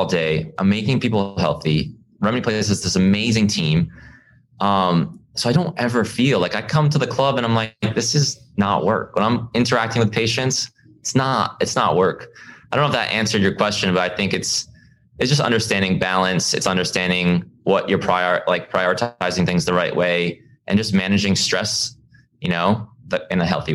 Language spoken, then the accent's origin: English; East Coast, United States; I grew up on the East Coast